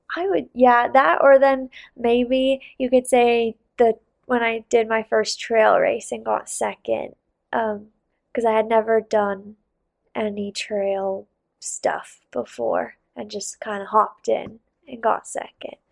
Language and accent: English; Salt Lake City, Utah, United States; also born or lived in Bozeman; I did downhill growing up in Salt Lake